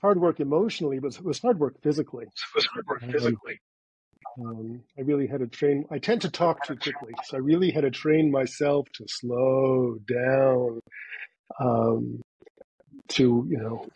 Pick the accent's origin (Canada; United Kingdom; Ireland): Canada; Montreal, Quebec; accent: Canadian; moved away as an adult; now in United States; in my hometown, which is Montreal